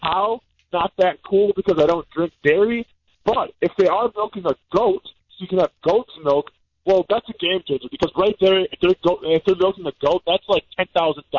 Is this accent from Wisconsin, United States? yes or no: yes; Iola, Wisconsin, United States; moved away; where I grew up or whatever in Iola